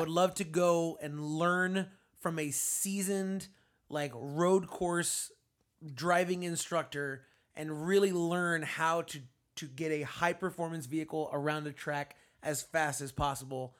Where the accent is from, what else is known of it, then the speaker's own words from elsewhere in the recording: Florida, United States; I'm from Florida